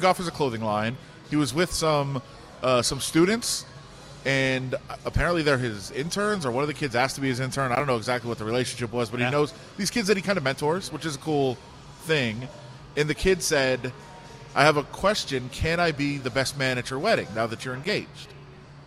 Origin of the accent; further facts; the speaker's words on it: Detroit, Michigan, United States; also born or lived in Royal Oak / Ann Arbor; it's my hometown